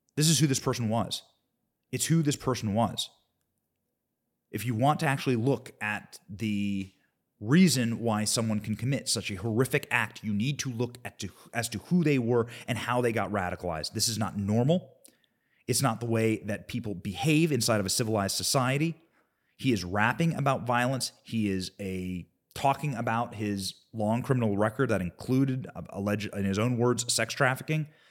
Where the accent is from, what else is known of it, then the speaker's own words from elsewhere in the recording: Cedar Rapids, Iowa, United States; I grew up in Cedar Rapids, Iowa